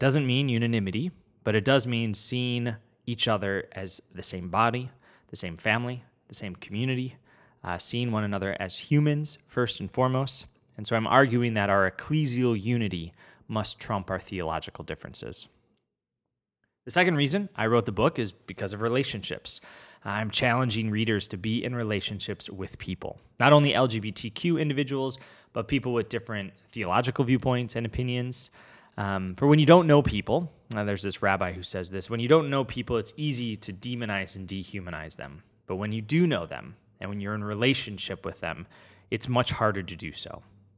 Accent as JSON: {"language": "English", "town": "Chicago", "region": "Illinois", "country": "United States", "lives_now": "Rhode Island, United States", "said": "I'm a Chicagoan turned Rhode Islander."}